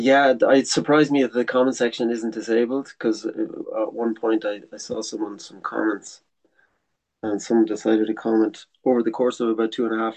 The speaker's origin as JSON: {"language": "English", "country": "Ireland", "also_born_or_lived": "France", "first_language": "English", "moved": "as an adult", "said": "I came home for Christmas 1 year, and he said, maybe it'd be good to try staying in Ireland"}